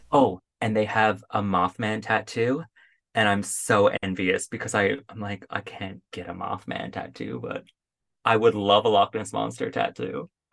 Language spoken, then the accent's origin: English; Paradise, Newfoundland and Labrador, Canada; now in Ottawa, Canada; go back to my hometown